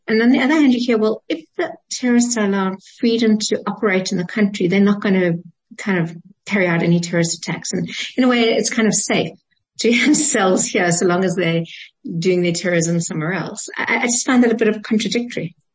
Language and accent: English; South Africa; we're South African